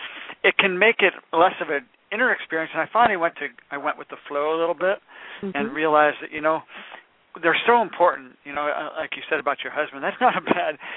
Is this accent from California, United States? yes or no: yes; San Francisco, California, United States; I am from San Francisco